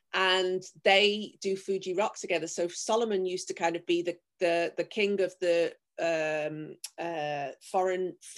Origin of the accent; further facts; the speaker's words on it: Liverpool, North West England, United Kingdom; I'm from Liverpool